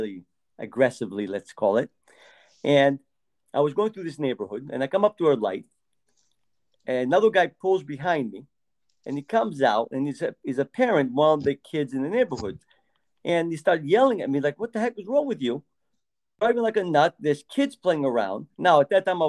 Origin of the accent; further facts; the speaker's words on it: Greece; moved away; I was raised in Greece. And when I lived there, thin was the norm